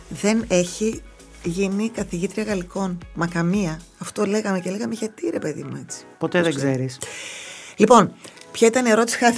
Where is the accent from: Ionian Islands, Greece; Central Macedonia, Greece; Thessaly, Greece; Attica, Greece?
Central Macedonia, Greece; Thessaloniki; Δεν αισθάνομαι ότι είμαι εδώ 18 χρόνια. Αν μου έλεγε, α πούμε, πότε ήρθα από τη Θεσσαλονίκη, θα σου έλεγα πρόπερση.